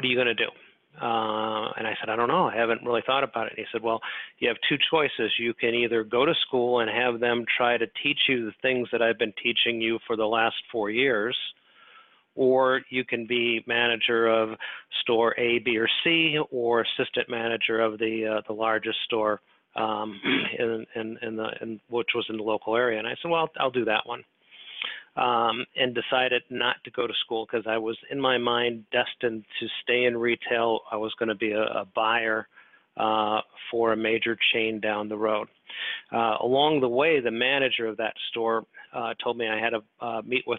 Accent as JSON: {"language": "English", "town": "Des Moines", "region": "Iowa", "country": "United States", "tie": "born or raised there", "moved": "yes", "lives_now": "Oak Brook, United States", "said": "I grew up in Des Moines, Iowa"}